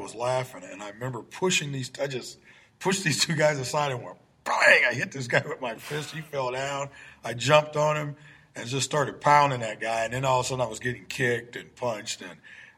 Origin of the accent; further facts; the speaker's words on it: Peoria, Illinois, United States; I grew up in the Taft homes back in the 60s and part of the 70s